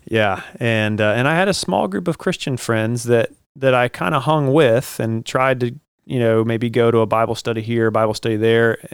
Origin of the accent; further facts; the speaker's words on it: Jacksonville, Florida, United States; I grew up mostly here in Jacksonville, spent the, you know, the most of my life here